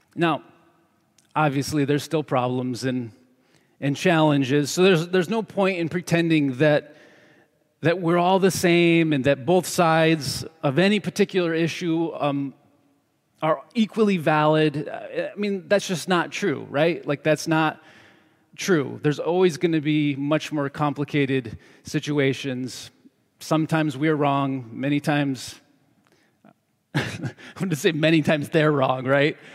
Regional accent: New York, United States; moved away as an adult; also born or lived in Seattle; now in Southern California, United States; when I was a kid growing up in New York State

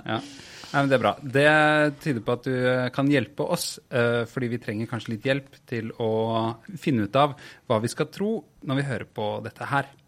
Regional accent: Oslo, Norway; jeg er jo fra Furuset i Groruddalen

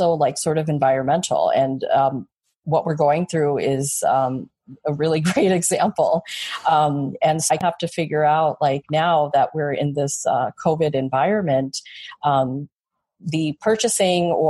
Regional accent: Chicago, Illinois, United States; born or raised there

